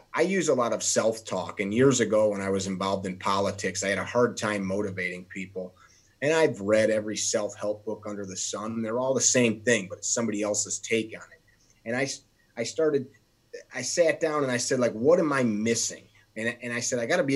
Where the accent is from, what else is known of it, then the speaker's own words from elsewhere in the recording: Chicago, Illinois, United States; I have people make fun of the sound of my voice because I'm from Chicago.